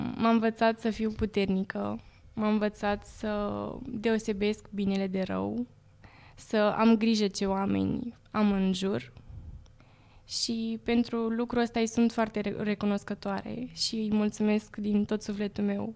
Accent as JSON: {"language": "Romanian", "town": "Urlați", "region": "Prahova", "country": "Romania", "said": "toți urlățenii mei"}